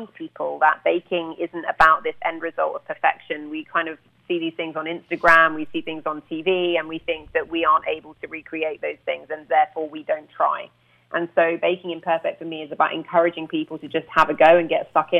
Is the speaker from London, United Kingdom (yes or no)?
no; near Brighton, South East England, United Kingdom; also born or lived in Littlehampton; I am from the coast, so Brighton, near Brighton